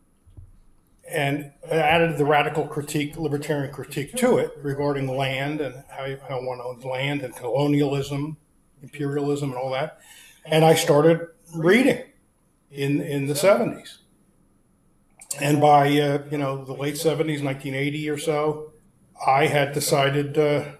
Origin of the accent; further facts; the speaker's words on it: Philadelphia, Pennsylvania, United States; moved away; also born or lived in Washington, D.C.; I grew up in Philadelphia in a Jewish family